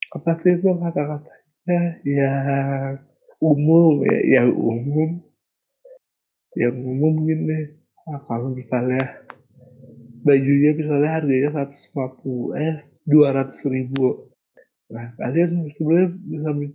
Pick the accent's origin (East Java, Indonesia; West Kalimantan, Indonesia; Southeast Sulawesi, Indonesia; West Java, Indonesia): Southeast Sulawesi, Indonesia; Kendari; moved away; daerah asalku Kendari belum ada Indomaret sampai aku lulus SMA baru ada